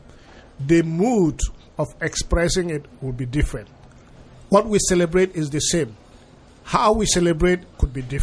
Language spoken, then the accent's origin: English; Nigeria; also born or lived in Europe; I am Nigerian. I was trained in Europe.